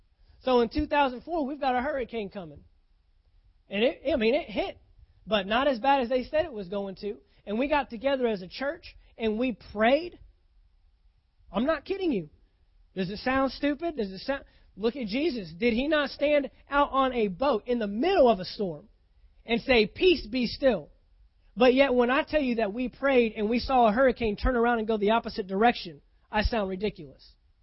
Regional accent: Texas, United States; Now, I came from Texas. We get bad stuff there. Man, I've seen some tornadoes. I've seen them. I saw one that went right through the middle of downtown Fort Worth

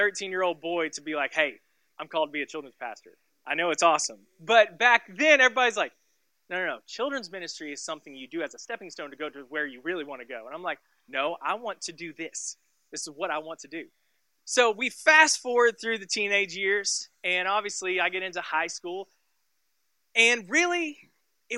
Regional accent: Tulsa, Oklahoma, United States; I grew up and I was born and raised in Tulsa, Oklahoma. And so we lived in a small little suburb called Sand Springs. And I lived there until I was 17 years old.

